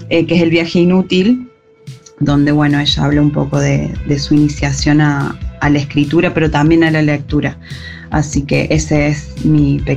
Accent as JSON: {"language": "Spanish", "region": "Córdoba", "country": "Argentina", "said": "Como cordobesa voy a aportar la que considero la editorial que hace los libros más lindos de la ciudad de Córdoba"}